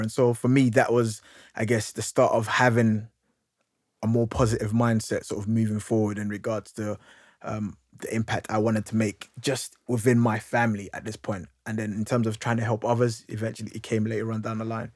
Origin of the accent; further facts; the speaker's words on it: London, United Kingdom; I grew up in, I grew up in Hackney